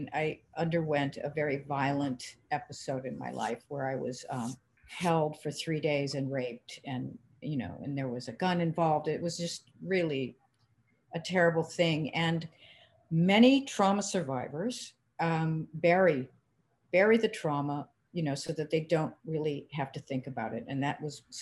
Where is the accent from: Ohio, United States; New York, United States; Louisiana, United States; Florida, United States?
Ohio, United States; Cleveland; we're from Cleveland